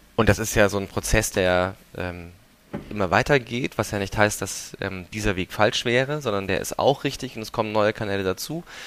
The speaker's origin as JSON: {"language": "German", "region": "Swabia", "country": "Germany", "moved": "yes", "lives_now": "Berlin, Germany", "said": "ich bin ja aus Schwaben"}